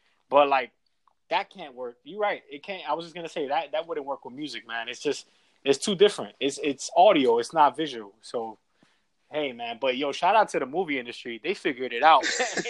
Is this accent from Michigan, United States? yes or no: no; New York, United States; now in Houston, United States; we're from New York, where, you know, everything's moving fast. We go with the times. We make the trends as far as, like, from fashion to business to technology. Like, everything's, like, moving forward in New York.